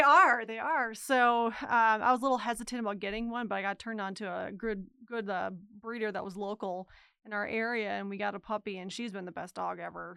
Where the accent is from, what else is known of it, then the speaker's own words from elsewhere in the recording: Minnesota, United States; moved away; I'm from the Midwest, and so Minnesota to be specifically